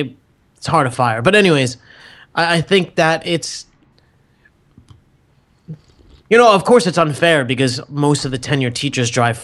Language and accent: English; Metuchen, New Jersey, United States; Oh, no. It was Metuchen Public Library.